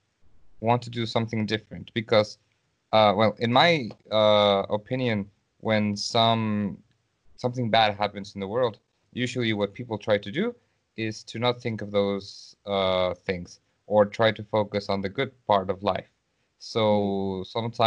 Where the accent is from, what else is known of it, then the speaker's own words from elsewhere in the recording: Mexico; moved away as an adult; also born or lived in St. Petersburg, Russia; now in Russia; I am not in my country. I am from Mexico, so right now I am in Russia.